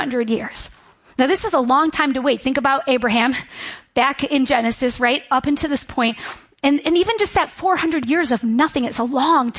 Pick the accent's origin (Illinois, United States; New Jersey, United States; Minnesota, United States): Illinois, United States; Libertyville; born or raised there